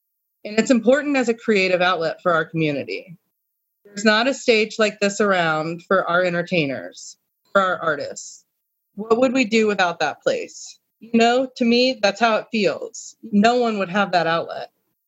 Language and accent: English; Muncie, Indiana, United States; I moved back to Muncie from Indianapolis